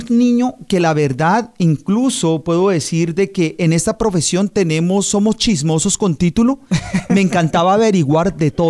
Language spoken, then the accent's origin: Spanish; Bogotá, Colombia; now in Palm Beach County, United States; Nací en eh, Bogotá, Colombia.